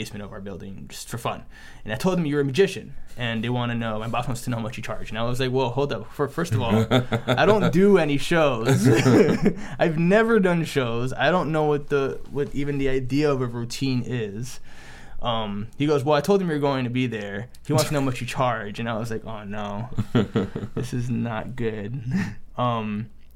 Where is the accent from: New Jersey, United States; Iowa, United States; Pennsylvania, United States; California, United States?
New Jersey, United States; I grew up in New Jersey